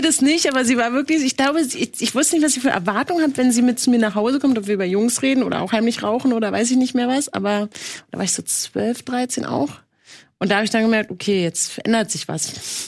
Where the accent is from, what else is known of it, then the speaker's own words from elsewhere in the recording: Berlin, Germany; ich bin in Friedrichshain ähm, geboren und bin ja nur über die Brücke letztendlich, wo heute je, Millionen rüberlaufen, nach Kreuzberg gelaufen mit meiner Mutter